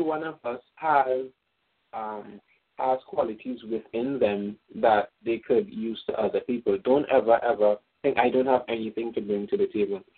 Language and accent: English; Trinidad & Tobago; moved away as an adult; now in United States; I'm from Trinidad and Tobago.